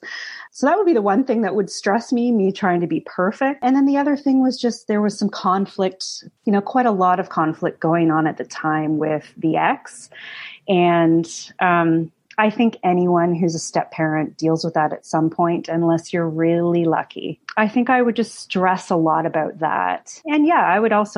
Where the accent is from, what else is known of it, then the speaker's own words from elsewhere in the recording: Canada; English background growing up in Canada